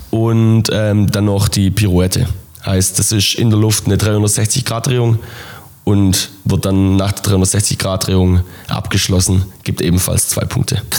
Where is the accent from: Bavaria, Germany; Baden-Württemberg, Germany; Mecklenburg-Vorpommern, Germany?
Baden-Württemberg, Germany; Bartenbach; Ähm, bei uns in, in meinem Heimatdorf Bartenbach ist das erste Beachhandballturnier Deutschlands ausgetragen worden und ist auch das erste Beachhandballfeld in Deutschland ähm, gebaut worden.